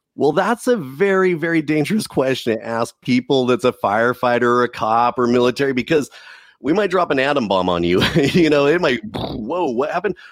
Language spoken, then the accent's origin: English; Southern California, United States; Growing up in Southern California